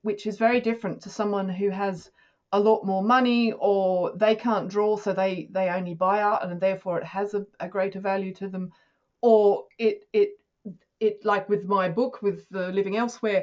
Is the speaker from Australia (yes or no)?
yes; Australia; now in United Kingdom; being an Australian in the UK